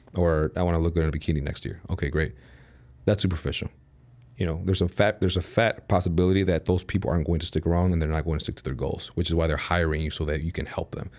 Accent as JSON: {"language": "English", "town": "Chicago", "region": "Illinois", "country": "United States", "tie": "born or raised there", "moved": "as an adult", "lives_now": "Dallas, United States", "said": "born and raised in Chicago, moved out to Dallas, Texas last August"}